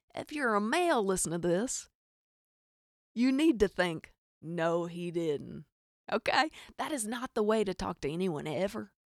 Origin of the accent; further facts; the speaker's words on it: Arkansas, United States; accent: hic; I am from Arkansas, in case you can't hear the hic in my accent